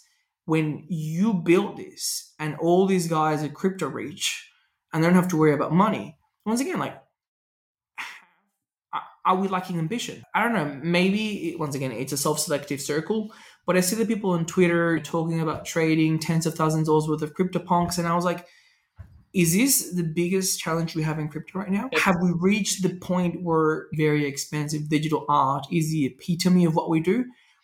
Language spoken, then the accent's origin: English; Venezuela; And it's funny because I tell people I grew up driving in Venezuela. I can drive anywhere in the world.